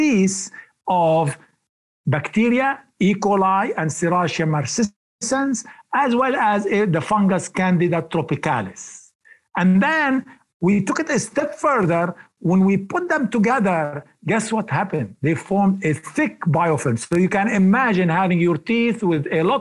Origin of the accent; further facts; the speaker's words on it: Lebanon; moved away; when I was little boy growing up in Lebanon